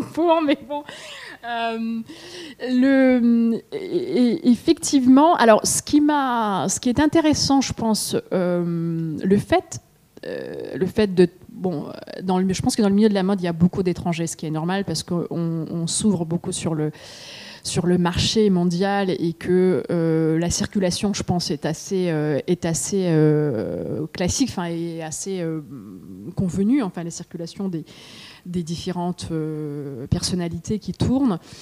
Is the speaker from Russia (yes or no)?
yes; Russia; now in France; en tant que Russe chez Galmeister